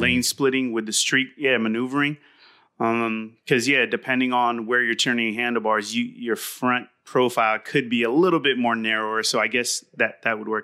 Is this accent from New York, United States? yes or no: no; Southern California, United States; from Southern California, raised here